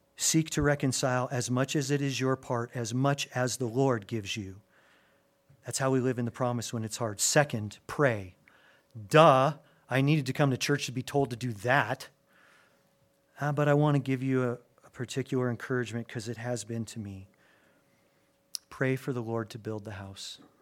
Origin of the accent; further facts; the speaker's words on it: Albuquerque, New Mexico, United States; also born or lived in Gary, Indiana; my dad for whatever reason, was led to move our family when I was a newborn from Gary, Indiana, right outside Chicago to Albuquerque, New Mexico.